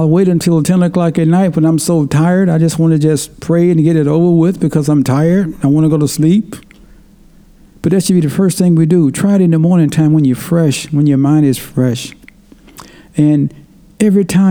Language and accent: English; Tennessee, United States; moved away; when I grew up back in Tennessee, people had to talk because we didn't have internet